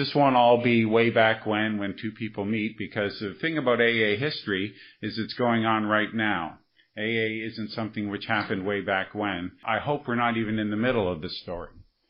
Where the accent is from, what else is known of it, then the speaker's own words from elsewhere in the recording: Montreal, Quebec, Canada; And I'm from Montreal, right?